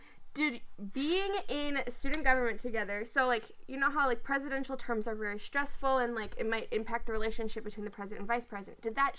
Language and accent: English; Minnesota, United States; I'm a Minnesotan.